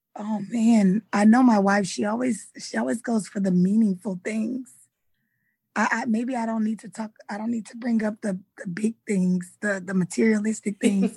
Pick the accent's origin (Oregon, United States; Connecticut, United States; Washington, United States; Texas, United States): Texas, United States; Houston; I'm from Houston, Texas